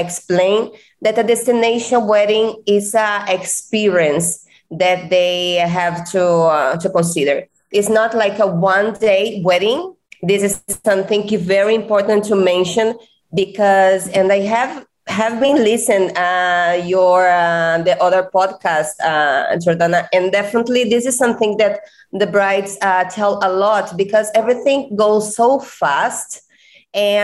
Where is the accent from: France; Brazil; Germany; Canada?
Brazil; Rio de Janeiro; English is a second language; moved away as an adult; now in Cancun, Mexico; I'm come from Brazil. I'm Brazilian and came from Rio de Janeiro